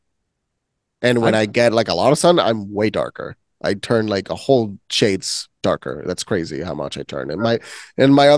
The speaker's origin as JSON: {"language": "English", "country": "Puerto Rico", "moved": "yes", "said": "I come from Puerto Rico."}